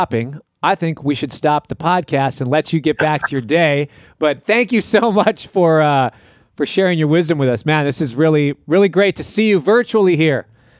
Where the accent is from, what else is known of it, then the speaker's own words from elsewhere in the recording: Minneapolis, Minnesota, United States; I'm from Minneapolis, so I feel things I've learned under Michael Bland.